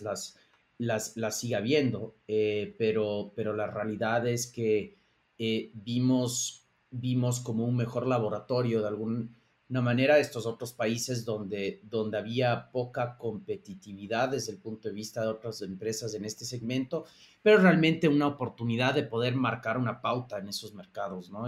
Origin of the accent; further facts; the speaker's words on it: Ecuador; moved away; also born or lived in Boston / New York; mi, socio Aaron y yo somos, ah, somos ecuatorianos